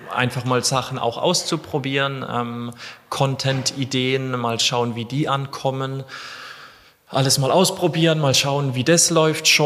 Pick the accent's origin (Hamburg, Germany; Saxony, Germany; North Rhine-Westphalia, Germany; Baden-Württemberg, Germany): Baden-Württemberg, Germany; ich komme aus äh, ganz Süddeutschland zwischen Freiburg